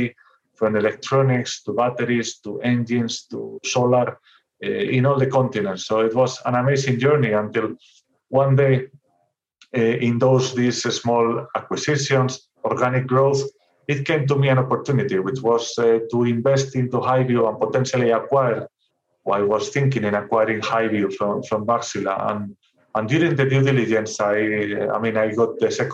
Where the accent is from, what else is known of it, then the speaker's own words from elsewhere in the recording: Santander, Cantabria, Spain; moved away as an adult; engineer, from a city called Santander, very well known from the bank, a very tiny, almost beach resort in the north of Spain.